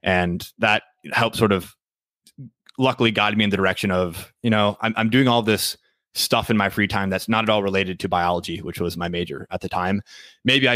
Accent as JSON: {"language": "English", "town": "Green Bay", "region": "Wisconsin", "country": "United States", "tie": "born or raised there", "moved": "as an adult", "lives_now": "Minneapolis, United States", "said": "I'm from Green Bay originally. So it's sort of hard to be from Green Bay and not be a Packers fan. That's almost sacrilegious, but where I grew up. Yeah. Was in Green Bay, Wisconsin"}